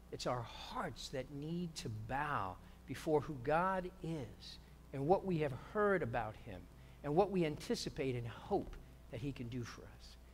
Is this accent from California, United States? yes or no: no; New York, United States; now in South Bay, United States; I'm a New Yorker